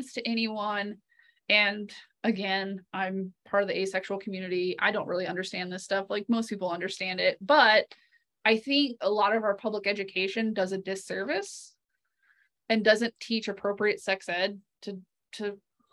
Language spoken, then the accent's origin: English; the South, United States; moved away; I come from the South and I grew up in the church